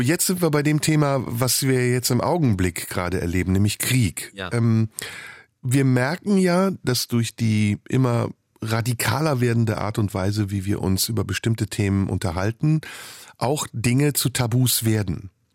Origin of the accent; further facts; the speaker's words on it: Turkey; moved away; In der Türkei, in meiner Heimat